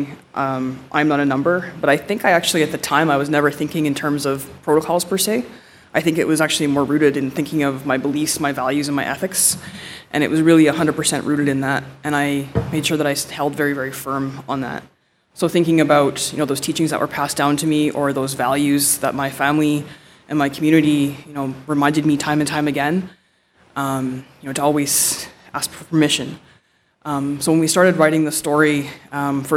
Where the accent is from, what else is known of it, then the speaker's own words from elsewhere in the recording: Nipissing First Nation, Ontario, Canada; I'm from Nipissing First Nation.